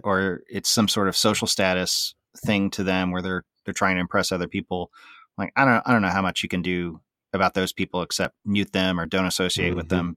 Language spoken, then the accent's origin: English; Tulsa, Oklahoma, United States; I grew up in Tulsa, Oklahoma. Um, born in Oklahoma City, moved to Tulsa by the time I was about three